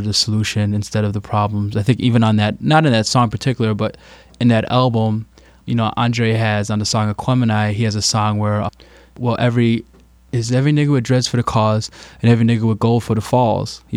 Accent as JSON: {"language": "English", "town": "Chicago", "region": "Illinois", "country": "United States", "tie": "born or raised there", "said": "we are from Chicago. You know, we're born and raised from Chicago"}